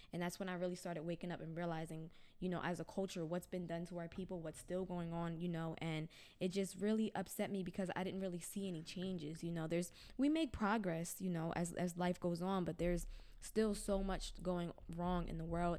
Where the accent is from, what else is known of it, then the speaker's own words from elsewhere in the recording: Pennsauken, New Jersey, United States; moved away as an adult; now in Camden, United States; I grew up in Pennsauken, which is the town over.